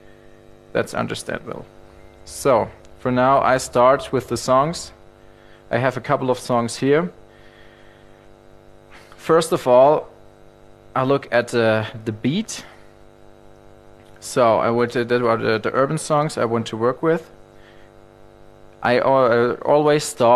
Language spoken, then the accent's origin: English; Germany; I'm from Germany